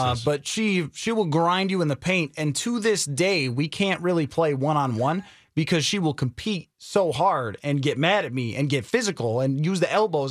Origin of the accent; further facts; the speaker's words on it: New York, United States; moved away; I grew up back in New York in a town that looks like Wisconsin